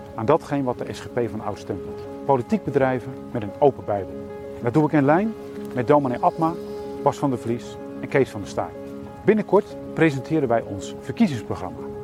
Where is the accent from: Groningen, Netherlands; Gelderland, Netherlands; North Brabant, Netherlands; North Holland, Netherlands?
Gelderland, Netherlands; Elspeet; Ik sta hier in Elspet, het dorp waar ik opgegroeid ben, waar ik woon